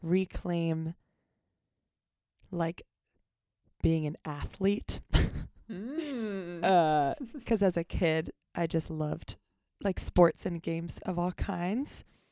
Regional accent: Lancaster, Pennsylvania, United States; Lancaster, Pennsylvania.

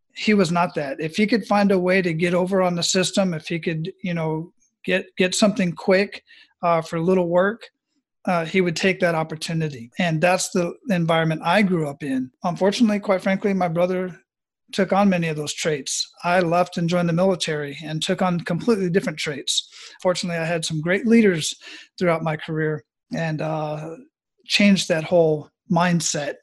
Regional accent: Phoenix, Arizona, United States; moved away; I'm originally from Phoenix, Arizona

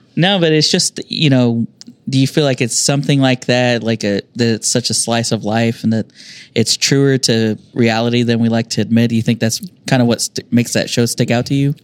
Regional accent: United States; I grew up down on the South Side

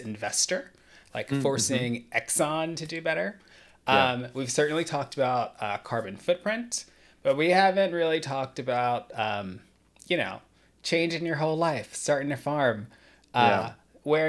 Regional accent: Atlanta, Georgia, United States; When I was growing up in the Atlanta area

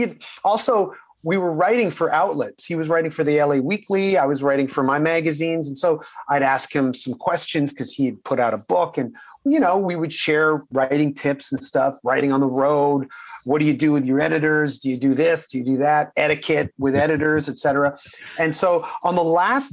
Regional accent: Canada; we're all Canadian

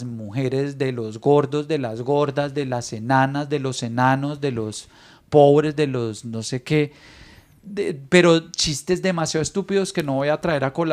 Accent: Venezuela; así como está Venezuela, todavía nos dicen muertos de hambre de manera peyorativa.

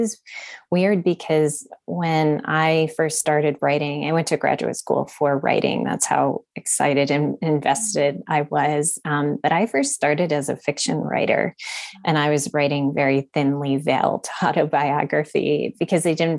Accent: Honolulu, Hawaii, United States; born there; So I was born in Honolulu near the military base there.

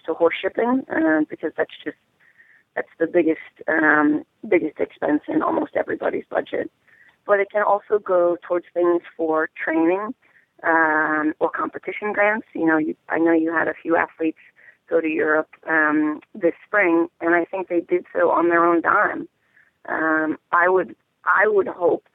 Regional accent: New Jersey, United States; I was born and raised in New Jersey, and so when I was little, we played in that barn

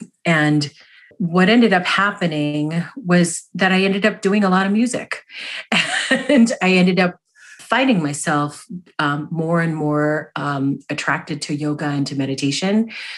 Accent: United States; My experience as a Filipino American was like, you know, like people's families in Filipino culture.

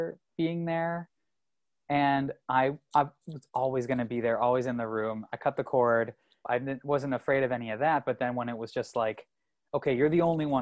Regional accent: Ontario, Canada; moved away as an adult; also born or lived in Toronto; now in United States; I'm from Canada

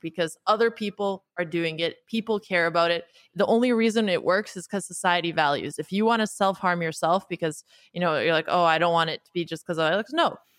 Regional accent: Canada; also born or lived in United States / Bay Area; now in New York, United States; I grew up in Canada to a family of Romanian immigrants

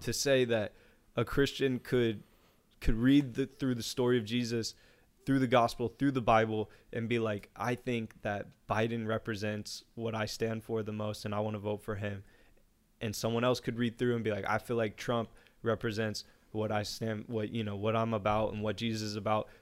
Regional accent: United States; even as an American

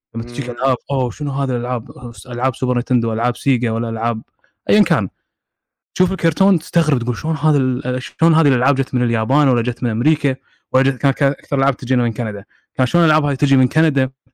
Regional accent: Kuwait; عندنا بالكويت

